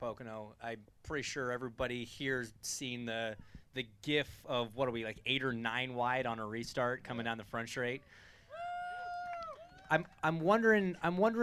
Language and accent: English; Canada; I'm from Canada